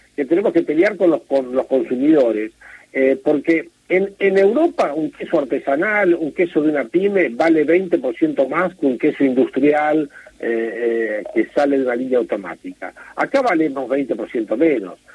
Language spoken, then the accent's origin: Spanish; Navarro, Buenos Aires Province, Argentina; yo soy de, de Navarro